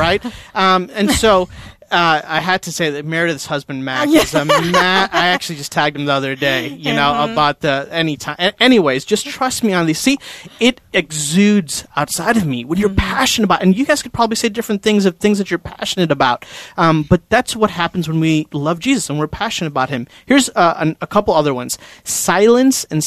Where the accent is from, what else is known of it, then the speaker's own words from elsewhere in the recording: India; I'm Indian, like from India